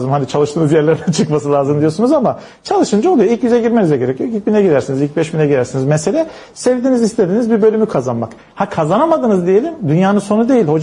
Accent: Istanbul, Turkey; Şeyde şimdi ben Zeytinburnu çocuğuyum doğma büyüme. Tabii biz çamurlu sokaklarda büyüdük.

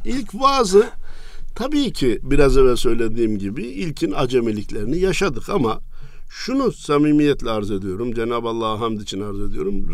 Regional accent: Kayseri, Kayseri Province, Turkey; moved away; Erkilet nahiyemiz var. Kayseri'ye önce 10 kilometreydi arada şimdi 3-4 kilometre kaldı. Birleşti artık. Birleşti, merkeze bağlandı. Orada doğdum. İlkokulu orada bitirdim.

